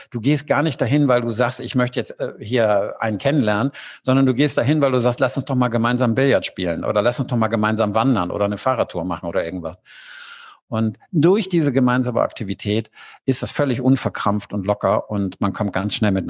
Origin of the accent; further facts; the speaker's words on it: Hamburg, Germany; born there; now in Cologne, Germany; Ich bin in Hamburg geboren und äh, bin später nach Köln gezogen und habe dann auch angefangen, das in anderen Städten ähm, aufzubauen.